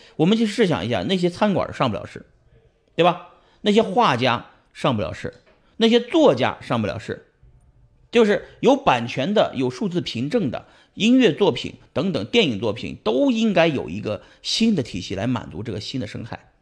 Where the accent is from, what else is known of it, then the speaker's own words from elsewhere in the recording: Pingyao, Shanxi, China; moved away as an adult; now in United States; 我还是要回山西老家，埋在山西老家，所以我也会埋回平遥啊。那是我，我来自于山西